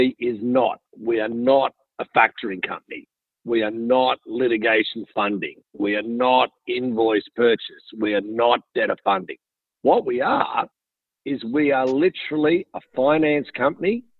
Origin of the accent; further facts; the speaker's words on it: Sydney, New South Wales, Australia; moved away as an adult; now in United States; I wasn't born in Mississippi. I was actually born a little bit further south in Sydney, Australia. Came over to the States 4 years ago